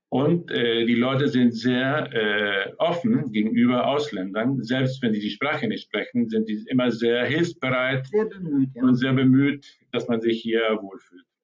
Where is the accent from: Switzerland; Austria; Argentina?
Argentina; moved away as an adult; also born or lived in Germany; Ich bin in Argentinien geboren, bin 30 Tage aufgewachsen und nach der Schule bin ich nach Europa gegangen und äh, lebte dort 25 Jahre in Deutschland.